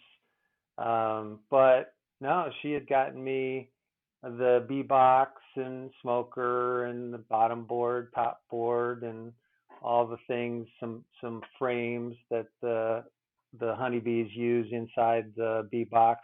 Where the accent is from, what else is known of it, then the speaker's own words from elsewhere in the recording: Ohio, United States; moved away; I grew up in Ohio, and I still go back there a couple times a year to visit family and friends.